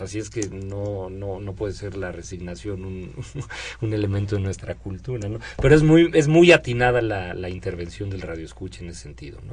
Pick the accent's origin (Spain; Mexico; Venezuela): Mexico; como mexicanos